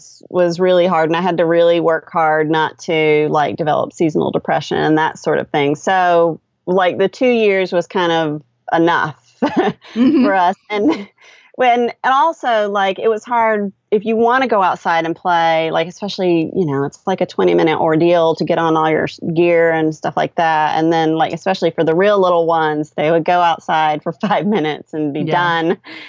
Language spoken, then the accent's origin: English; United States; I know Alaska is technically not, you know, an expat location for us because we're American